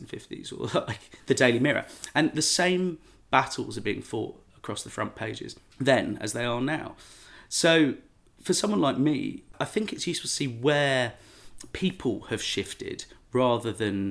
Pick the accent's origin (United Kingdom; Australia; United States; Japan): United Kingdom; London; I grew up in London. And then I went to university and studied London. And I barely left London by the time I was 21.